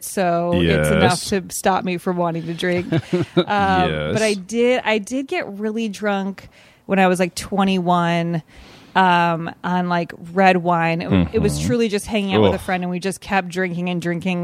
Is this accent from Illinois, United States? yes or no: yes; Evanston, Illinois, United States; moved away; I'm from Evanston, which is right outside of Chicago